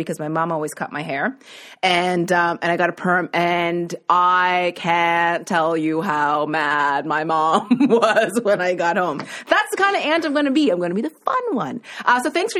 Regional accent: Nova Scotia, Canada; moved away; I was from Nova Scotia

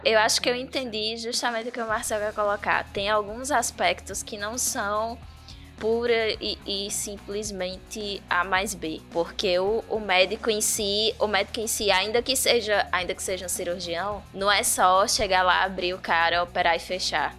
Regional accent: Bahia, Brazil; now in Palmeira dos Índios, Brazil; Sou baiana, mas não naquela região

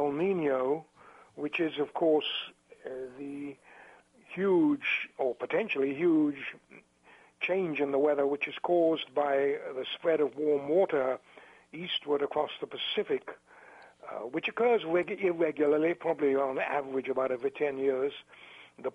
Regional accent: England, United Kingdom; moved away as an adult; also born or lived in Central Africa / East Africa / Champaign, Illinois; now in Santa Barbara, United States; I was born in England and went to Cambridge University

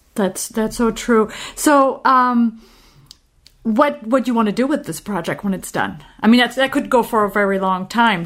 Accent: Normandy, France; I'm from Normandy in France

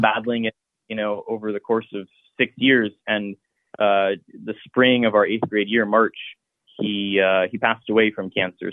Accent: Columbus, Ohio, United States; I grew up in Columbus in the Clintonville neighborhood.

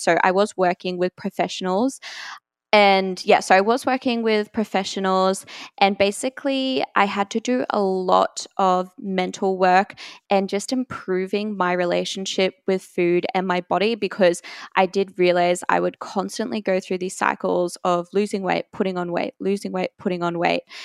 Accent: Brisbane, Queensland, Australia; I am from Brisbane, Australia

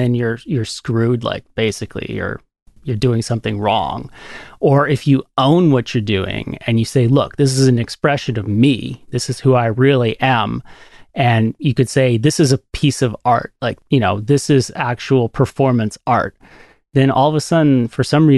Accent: Canada; I'm a Canadian dude

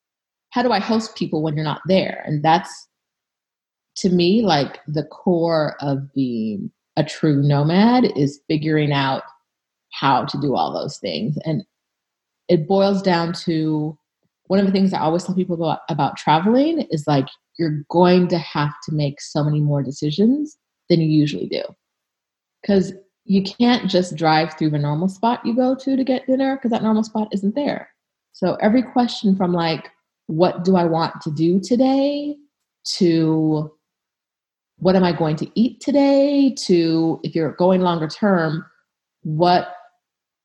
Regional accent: California, United States; moved away as an adult; also born or lived in England / Jamaica / Ohio; I grew up in California

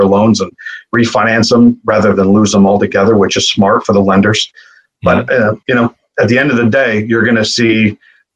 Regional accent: Buffalo, New York, United States; I came from Buffalo, New York, which isn't the most exquisite and elaborate city out there

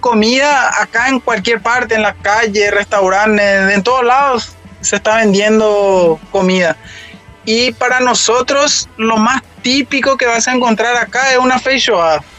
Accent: Paraguay; moved away

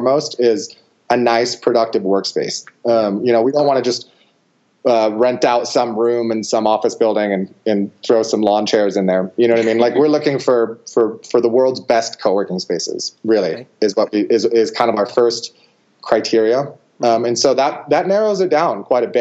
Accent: Truckee, California, United States; a course in my hometown, actually, of Truckee, California, which is just near Lake Tahoe, California

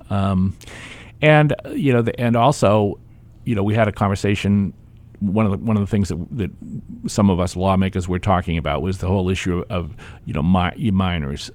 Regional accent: Hampton, New Hampshire, United States; I grew up in Hampton, and I grew up in a dry town.

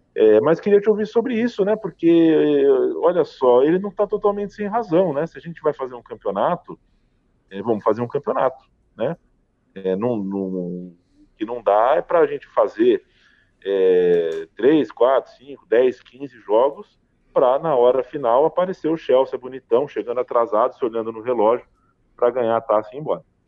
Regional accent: Brazil; nós somos brasileiros, falamos em português

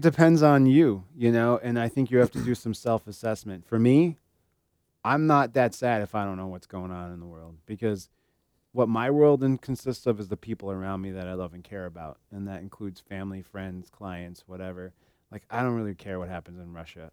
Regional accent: Germany; I was born in Germany

